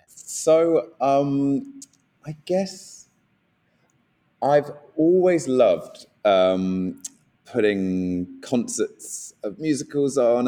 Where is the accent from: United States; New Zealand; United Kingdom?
United Kingdom; Guildford, South East England; I'm from Guildford and from around there